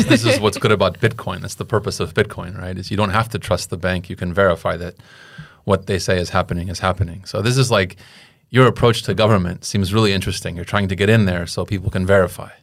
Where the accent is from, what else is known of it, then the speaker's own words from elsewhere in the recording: United States; as an American